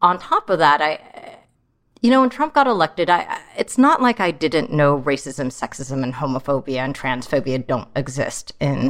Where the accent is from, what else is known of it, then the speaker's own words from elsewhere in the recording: San Jose, California, United States; also born or lived in Troy, Michigan; growing up in San Jose was like a very different situation than it is now.